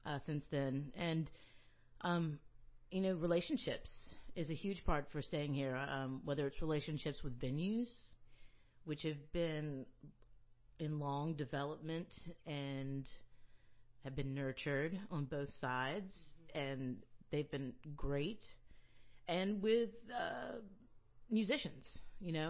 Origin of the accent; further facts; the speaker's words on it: Moncks Corner, South Carolina, United States; also born or lived in New York / New Paltz, New York / New Orleans; now in Charleston, United States; I'm from Monk's Corner